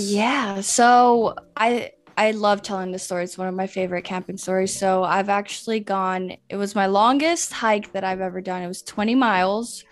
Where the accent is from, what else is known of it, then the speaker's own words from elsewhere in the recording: Atlanta, Georgia, United States; first language Spanish; English is a second language; also born or lived in Medellín, Colombia; I live and I was raised here in Atlanta